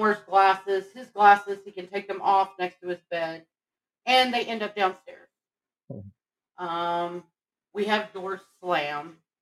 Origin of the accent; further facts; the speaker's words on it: Texas, United States; I'm from Texas